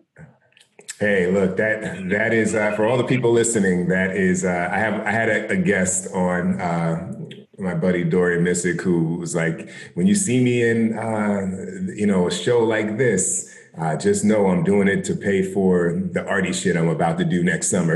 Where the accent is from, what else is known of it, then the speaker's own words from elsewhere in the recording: South Orange, New Jersey, United States; I grew up in South Orange.